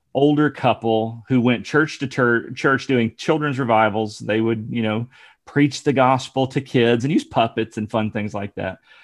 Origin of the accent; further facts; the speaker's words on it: near Dayton, Ohio, United States; moved away; also born or lived in Alabama / Virginia; I was raised near Dayton, Ohio